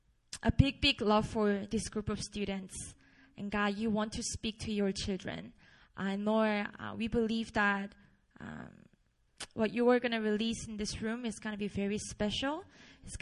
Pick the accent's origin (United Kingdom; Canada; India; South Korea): South Korea; Busan; English is a second language; moved away as an adult; also born or lived in Seoul; I grew up in Busan, a beautiful city down in South in Korea